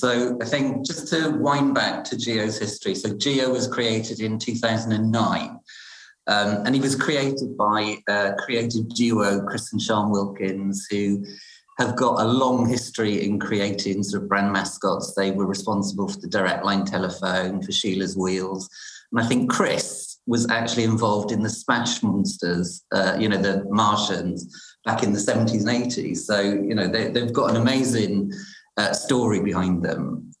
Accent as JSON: {"language": "English", "region": "Wales", "country": "United Kingdom", "lives_now": "London, United Kingdom", "said": "as a Welshman living in London, it was great to see a Welsh company on TV"}